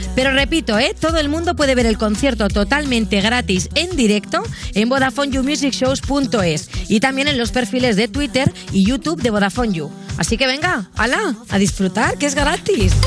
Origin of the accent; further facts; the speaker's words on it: Barcelona, Catalonia, Spain; yo soy de Barcelona